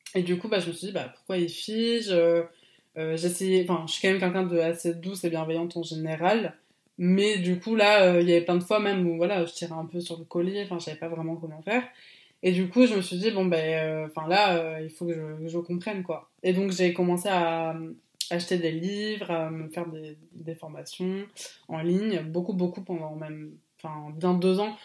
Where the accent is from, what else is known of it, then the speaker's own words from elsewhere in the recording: Bordeaux, Nouvelle-Aquitaine, France; also born or lived in Poitiers; now in Bordeaux, France; moi depuis petit je suis de Bordeaux